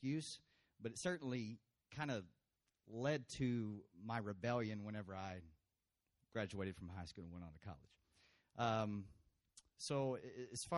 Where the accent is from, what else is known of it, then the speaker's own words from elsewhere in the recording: Brownwood, Texas, United States; I was born in Brownwood, Texas, here